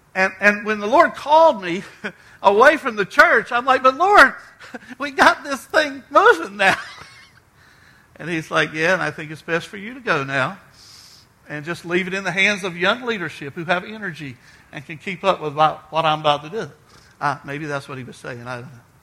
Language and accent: English; Outer Banks of North Carolina, United States; I was raised on the Outer Banks of North Carolina.